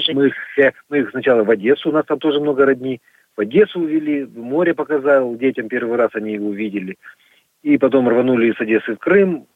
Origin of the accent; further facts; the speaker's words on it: Magadan Oblast, Russia; now in Perm, Russia; я родился в Магаданской области, на Колыме. Я там родился и вырос.